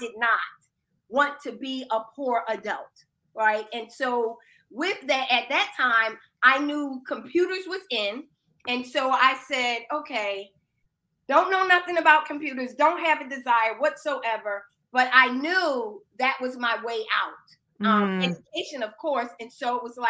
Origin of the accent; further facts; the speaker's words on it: Philadelphia, Pennsylvania, United States; I'm originally from Philadelphia, Pennsylvania. I'm inner city.